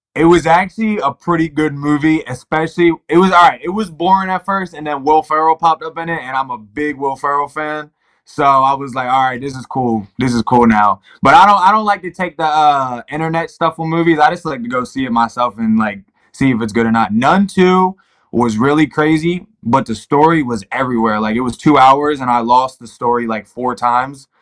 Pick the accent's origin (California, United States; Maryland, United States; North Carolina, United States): Maryland, United States; Baltimore; moved away as an adult; also born or lived in Ohio; I've come from Baltimore City where not a lot of people make it out. I'm doing a lot of things that a lot of people aren't doing from my hometown